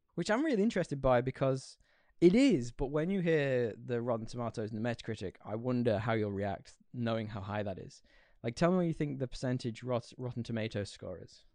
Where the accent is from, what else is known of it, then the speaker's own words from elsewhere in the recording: Yorkshire and the Humber, United Kingdom; where I'm from in the U K, Yorkshire, if anyone has guessed my accent